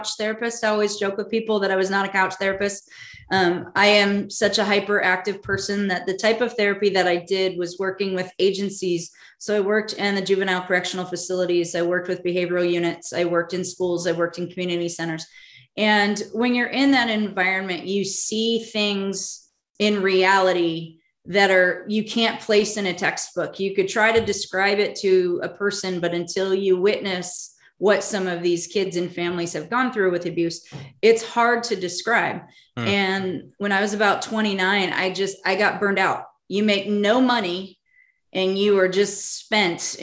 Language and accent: English; Southern California, United States; moved away as an adult; also born or lived in Oakland / Berkeley / Kalamazoo, Michigan / Denver, Colorado; I'm from Southern California